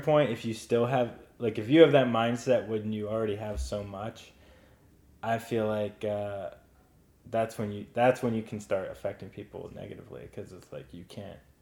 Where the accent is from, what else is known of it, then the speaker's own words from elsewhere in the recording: Oxford, Pennsylvania, United States; That's where I grew up. It's a uh, very southeastern corner of the state